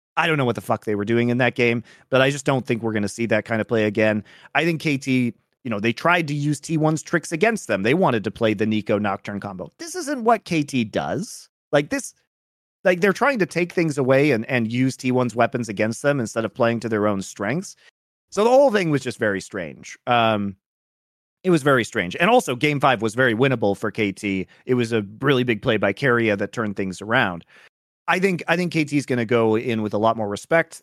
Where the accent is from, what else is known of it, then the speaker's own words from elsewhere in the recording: United States; I'm American